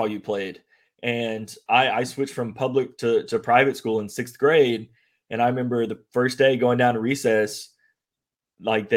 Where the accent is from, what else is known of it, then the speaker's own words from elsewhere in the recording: southern Illinois, United States; moved away; also born or lived in Cape Girardeau, Missouri / Owensboro, Kentucky; we went to Illinois where my parents live. And I said, in my county, there is no stoplight